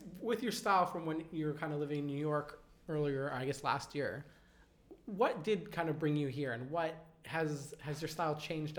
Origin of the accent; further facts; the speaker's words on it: Canada; now in Sydney, Australia; I'm from Canada